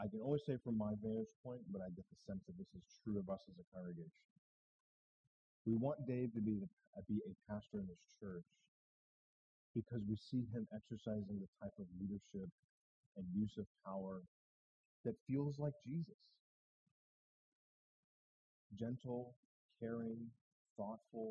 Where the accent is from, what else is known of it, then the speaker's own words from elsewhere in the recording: New Hampshire, United States; I'm from New Hampshire